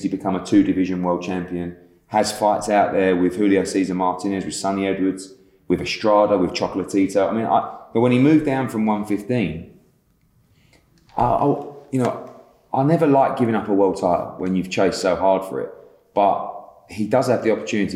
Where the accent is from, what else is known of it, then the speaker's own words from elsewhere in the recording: United Kingdom; as a Brit